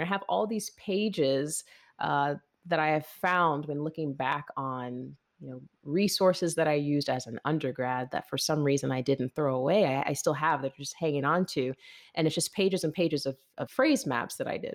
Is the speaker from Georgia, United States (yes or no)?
yes; Lawrenceville, Georgia, United States; I'm actually from Lawrenceville, Georgia